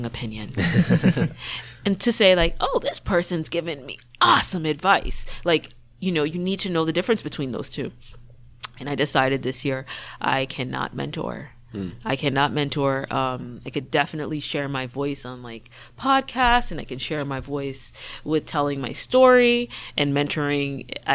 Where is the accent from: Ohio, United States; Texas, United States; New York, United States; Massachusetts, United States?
Massachusetts, United States; Boston; I grew up in Mattapan. And my mom's a single mother who worked 7 to 3, 3 to 11